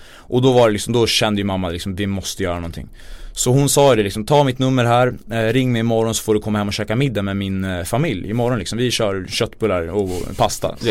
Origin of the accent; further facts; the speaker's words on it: Sweden; jag är född i Sverige